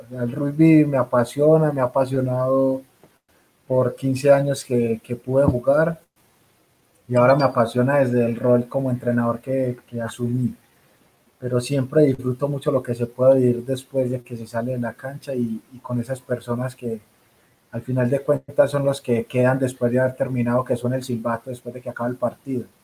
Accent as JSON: {"language": "Spanish", "country": "Colombia", "said": "nosotros como colombianos"}